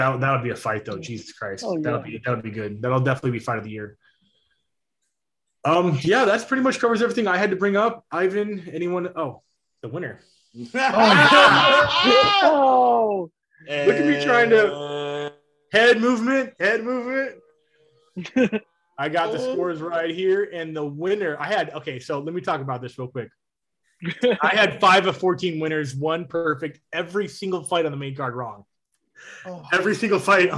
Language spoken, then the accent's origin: English; Anaheim, California, United States; my hometown of Anaheim, California